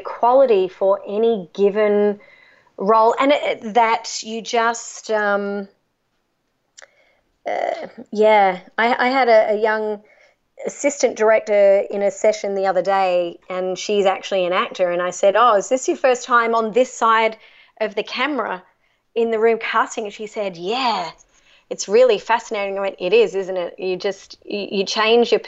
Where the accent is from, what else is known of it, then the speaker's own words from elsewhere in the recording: Australia; I'm Australian